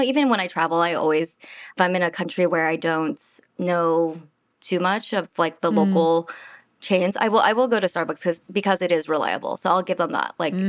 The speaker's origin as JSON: {"language": "English", "town": "San Francisco", "region": "California", "country": "United States", "said": "I'm from San Francisco."}